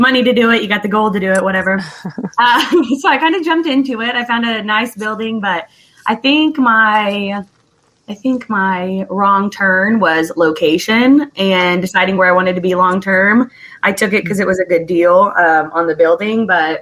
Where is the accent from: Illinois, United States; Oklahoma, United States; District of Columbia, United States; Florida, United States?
Oklahoma, United States; Sand Springs; that's where I'm from. So I was trying to go back to my hometown